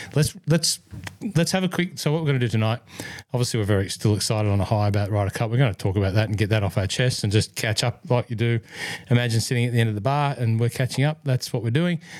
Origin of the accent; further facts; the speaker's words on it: Scotland, United Kingdom; accent: Scottish; German's my second language if there was one outside of my Scottish accent